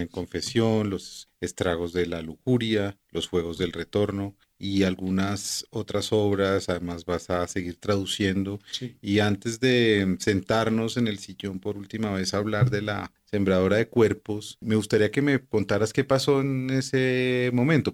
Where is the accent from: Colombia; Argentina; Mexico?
Colombia; como colombianos